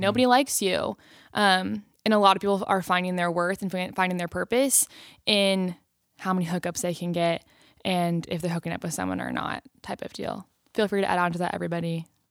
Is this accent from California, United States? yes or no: yes; Long Beach, California, United States; I am from Long Beach, California